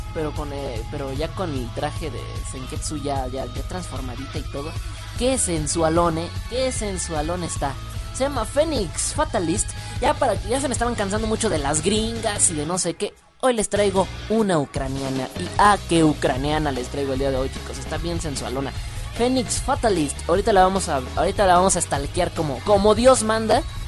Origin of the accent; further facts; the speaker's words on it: Mexico; De México. Soy de México.